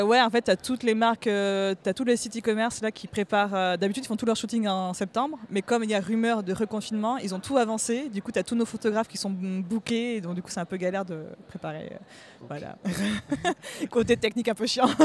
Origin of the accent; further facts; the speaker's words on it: Bayonne, Nouvelle-Aquitaine, France; now in Paris, France; je suis de Bayonne, et là, je vis à Paris, je travaille à Paris